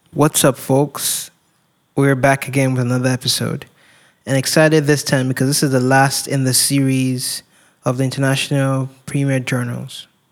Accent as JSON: {"language": "English", "country": "Nigeria", "tie": "born or raised there", "moved": "as an adult", "said": "growing up in Nigeria"}